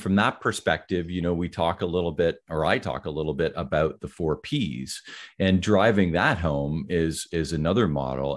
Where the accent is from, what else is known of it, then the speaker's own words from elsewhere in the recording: Ottawa, Ontario, Canada; also born or lived in near Toronto, Ontario; I grew up in the Ottawa area, which is the capital of Canada.